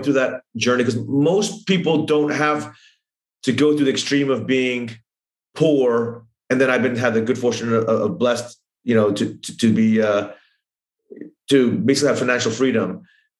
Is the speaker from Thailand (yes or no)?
yes; Thailand; I grew up in Thailand